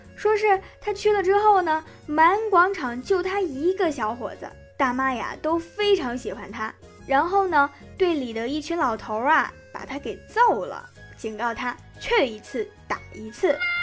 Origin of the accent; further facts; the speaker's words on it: China; 我们中国人有一句老话